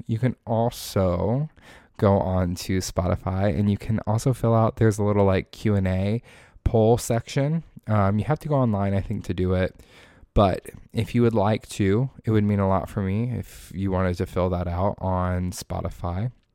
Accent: Indiana, United States; moved away as an adult; now in Florida, United States; I was born and raised in Indiana. I went to high school in Indiana.

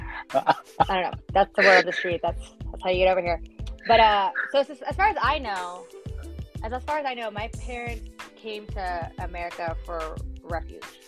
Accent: Los Angeles, California, United States; also born or lived in Pico Rivera; born and raised

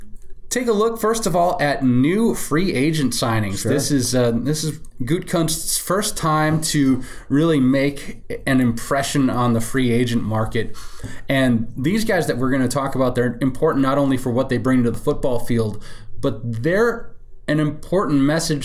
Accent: Wausau, Wisconsin, United States; now in Chicago, United States; I was born in Wausau, Wisconsin

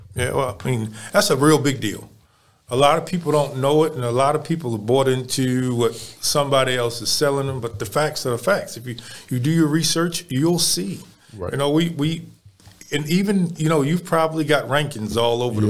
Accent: Baltimore, Maryland, United States; now in Houston, United States; I come from Baltimore

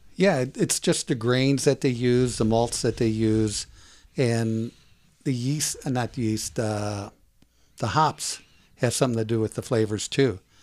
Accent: Wisconsin, United States; moved away; Growing up in Wisconsin in the fifties and sixties

